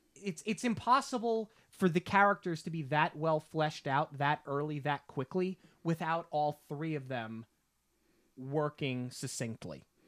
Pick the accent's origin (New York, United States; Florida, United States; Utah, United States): New York, United States; Long Island; We're from Long Island